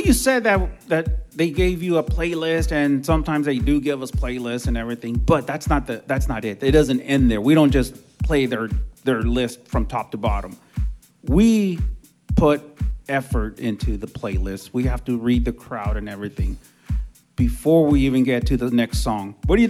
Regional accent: California, United States; I was all over it, dude. I'm from the Bay.

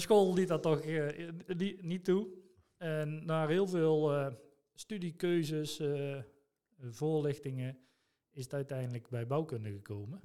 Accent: Son en Breugel, North Brabant, Netherlands; geboren en getogen in Zonnebreugel.

